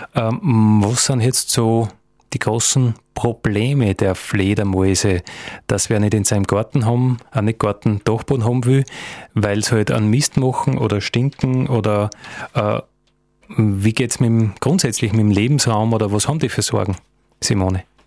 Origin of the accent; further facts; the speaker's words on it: Styria, Austria; bei uns in der Steiermark oder in Österreich